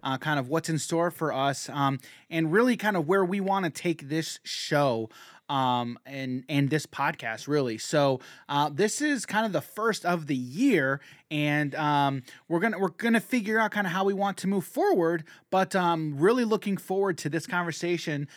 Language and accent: English; United States; as an American